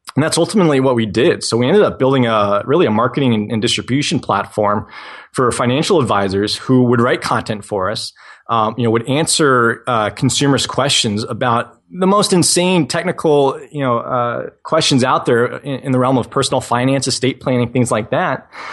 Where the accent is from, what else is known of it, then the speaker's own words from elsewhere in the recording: New England, United States; I was that 12 year old kid in, growing up in New England, shoveling driveways